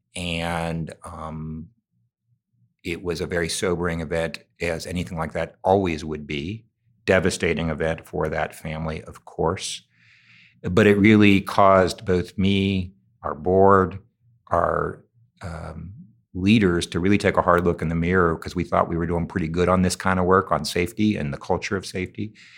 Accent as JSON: {"language": "English", "town": "Cincinnati", "region": "Ohio", "country": "United States", "tie": "born or raised there", "said": "it happens to be in my hometown. Um, I look out from our building every day to the high school I went here, to the neighborhood my mother grew up"}